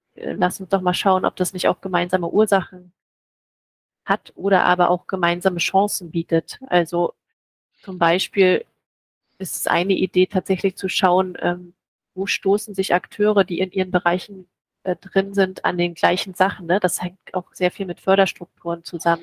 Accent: near Schwerin, Mecklenburg-Vorpommern, Germany; moved away as an adult; also born or lived in Leipzig / Potsdam / Budapest; Ich komme aus der Nähe von Schwerin, bin also Mecklenburgerin

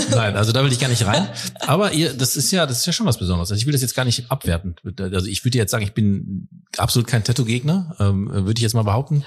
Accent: Ruhr area, North Rhine-Westphalia, Germany; ich komme aus dem Ruhrgebiet

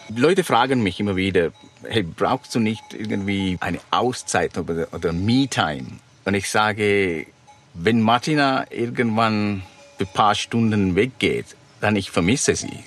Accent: Sri Lanka; German is a second language; moved away; ich komme aus Sri Lanka

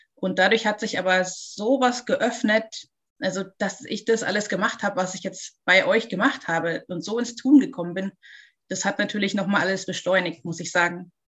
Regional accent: Munich, Bavaria, Germany; ich komme aus München

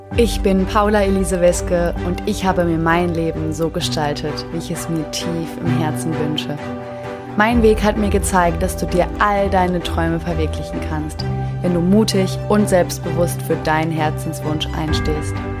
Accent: Germany; moved away as an adult; in Deutschland geboren worden zu sein, in Deutschland aufgewachsen worden zu sein

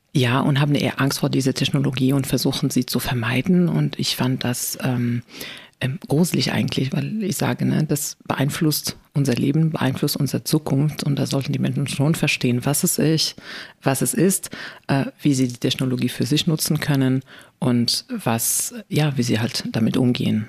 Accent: Morocco; German is a second language; moved away as an adult; also born or lived in Spain / China; now in Germany; ich bin ja in Marokko geboren und mhm. aufgewachsen.

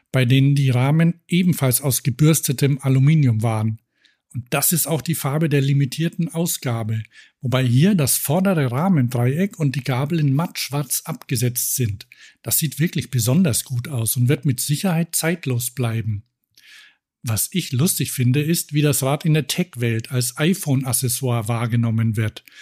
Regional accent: Cologne, North Rhine-Westphalia, Germany; Ich hoffe mal, die halten länger durch als der Betreiber in meiner Heimatstadt Köln.

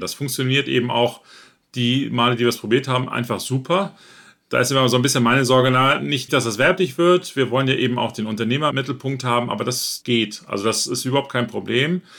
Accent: Northern Germany, Germany; ich selber bin auch aus Norddeutschland

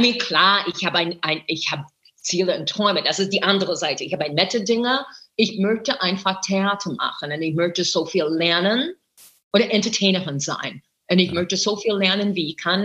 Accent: United States; German is a second language; moved away as an adult; also born or lived in New York; now in Berlin, Germany; ich bin Amerikanerin. Ich bin groß geworden mit The Ed Sullivan Show

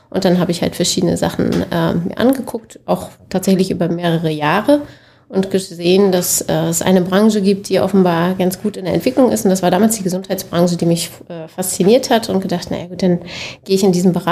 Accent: Schwerin, Mecklenburg-Vorpommern, Germany; also born or lived in Berlin; Ich bin Mecklenburgerin, gebürtig Schwerinerin. Ähm, bin dann aus privaten Gründen nach Berlin

